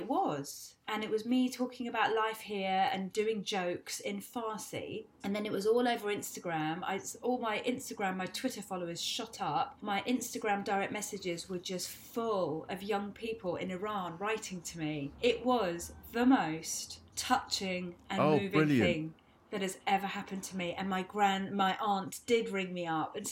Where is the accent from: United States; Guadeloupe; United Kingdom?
United Kingdom; London; also born or lived in Stonebridge, Brent; I grew up in Ealing